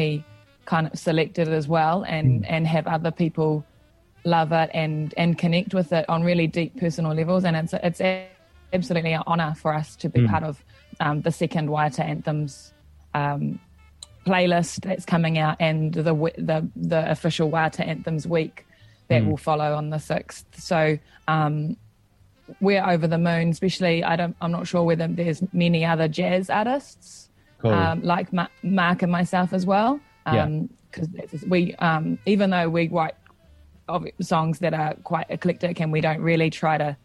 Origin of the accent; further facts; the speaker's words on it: Auckland, New Zealand; also born or lived in Te Araroa, Gisborne, New Zealand; I grew up in West Auckland, but I was originally, I lived in the Tairāwhiti, in a little place called Te Araroa